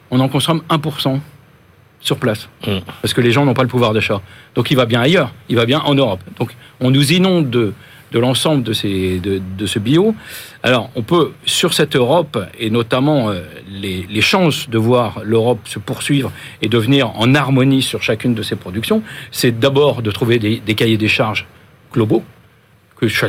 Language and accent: French; Guadeloupe; produits euh, liés aux pesticides qu'on n'utilise pas chez nous en Guadeloupe, ça existe.